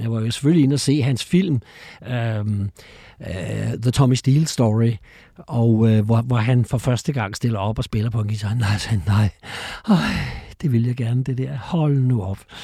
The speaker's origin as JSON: {"language": "Danish", "town": "Copenhagen", "region": "Capital Region of Denmark", "country": "Denmark", "tie": "born or raised there", "also_born_or_lived": "Frederiksberg", "said": "Men jeg er født på Frederiksberg og vokset op i, i Valby"}